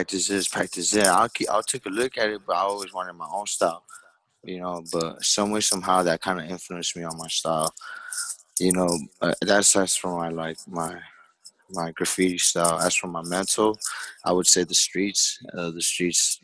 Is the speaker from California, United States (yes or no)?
yes; Los Angeles, California, United States; I'm from Los Angeles, Koreatown.